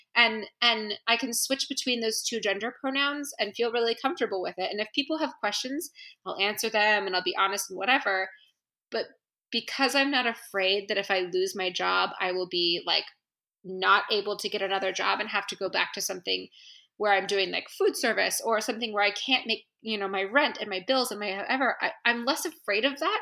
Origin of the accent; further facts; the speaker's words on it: San Francisco, California, United States; moved away as an adult; now in Washington, D.C., United States; I'm from San Francisco and I'm from the West Coast, and I'm like hippie born and bred